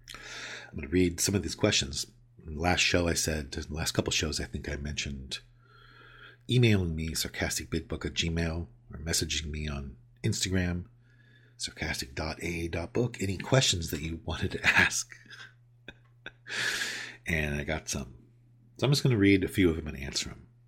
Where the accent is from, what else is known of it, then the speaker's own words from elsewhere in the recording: California, United States; moved away as an adult; also born or lived in New York; I grew up in California and I moved away to the other side of the country to New York for roughly a decade and have moved back and been back for over a decade now